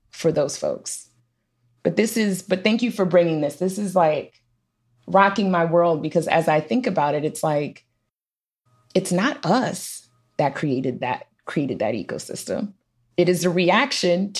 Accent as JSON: {"language": "English", "town": "Washington", "region": "District of Columbia", "country": "United States", "tie": "born or raised there", "also_born_or_lived": "Minneapolis, Minnesota", "moved": "yes", "said": "I grew up in DC"}